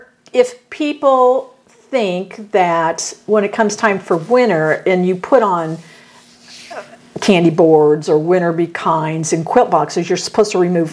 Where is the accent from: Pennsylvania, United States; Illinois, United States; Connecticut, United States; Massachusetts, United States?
Illinois, United States; accent: Midwestern; I'm from Illinois. Have always been from Illinois. Do I have an accent?